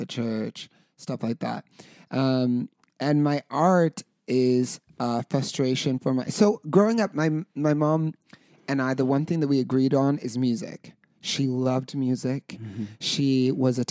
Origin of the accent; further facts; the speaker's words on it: Carson City / Reno, Nevada, United States; moved away; we're from Carson City in Reno, Nevada